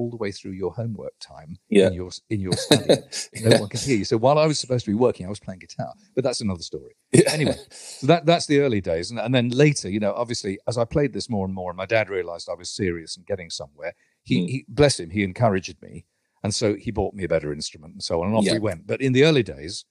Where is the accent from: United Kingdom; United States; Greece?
United Kingdom; London; I went to University College London instead to read chemistry. I lived at home in my hometown and went to university